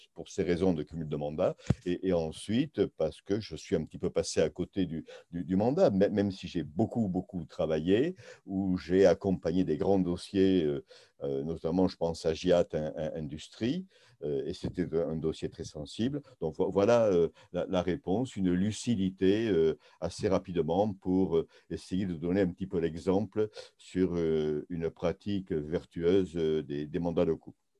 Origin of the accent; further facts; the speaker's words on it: Béarn, Nouvelle-Aquitaine, France; also born or lived in Tarbes; now in Saint-Jean-de-Luz, France; nous sommes originaires du Béarn